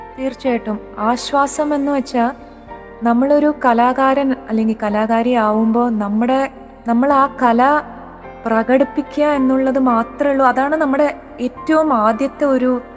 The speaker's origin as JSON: {"language": "Malayalam", "town": "Chennai", "region": "Tamil Nadu", "country": "India", "tie": "born or raised there", "said": "ചെറുപ്പകാലത്തിൽ ഞങ്ങൾ മലയാളി ക്ലബിലൊക്കെ പോവുമായിരുന്നു ഇവിടെ ചെന്നൈയിൽ"}